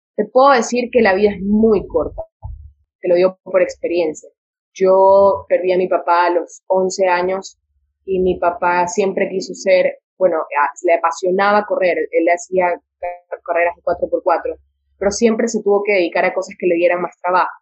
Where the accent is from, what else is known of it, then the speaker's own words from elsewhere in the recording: Santa Ana, Manabí, Ecuador; yo soy de Santa Ana de Manaví, entonces como que pueblo chico, infierno grande